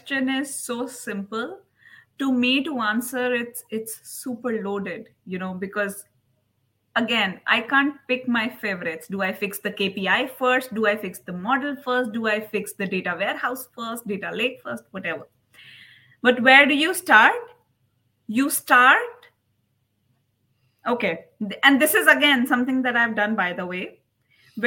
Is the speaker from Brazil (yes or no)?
no; India; also born or lived in United States; now in United Arab Emirates; I am from India